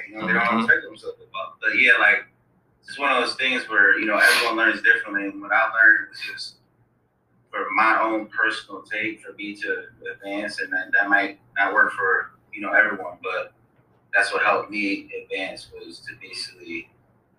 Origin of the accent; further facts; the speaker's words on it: Waterbury, Connecticut, United States; I'm from Waterbury, Connecticut